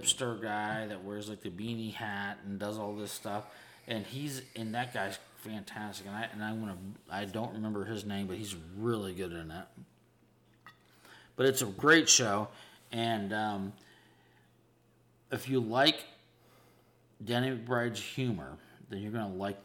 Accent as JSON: {"language": "English", "town": "Pittsburgh", "region": "Pennsylvania", "country": "United States", "moved": "yes", "lives_now": "Charleston, United States", "said": "I'm from Pittsburgh"}